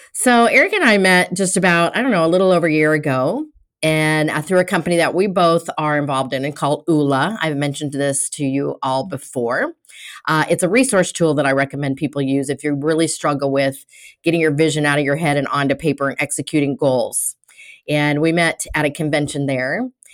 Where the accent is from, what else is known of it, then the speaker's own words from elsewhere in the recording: Colorado, United States; I'm from Colorado